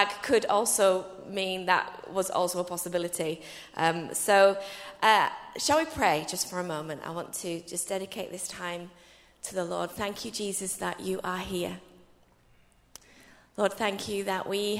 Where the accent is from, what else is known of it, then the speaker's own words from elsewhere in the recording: England, United Kingdom; I'm your English sister